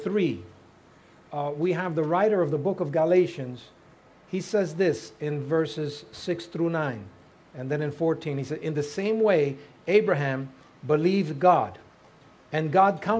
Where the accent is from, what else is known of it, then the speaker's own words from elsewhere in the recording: New York City, New York, United States; And I was raised in Harlem